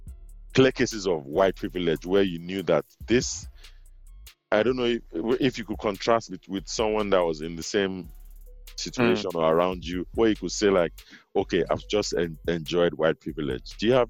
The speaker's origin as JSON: {"language": "English", "country": "Nigeria", "moved": "yes", "lives_now": "United States", "said": "I'm just a Nigerian boy"}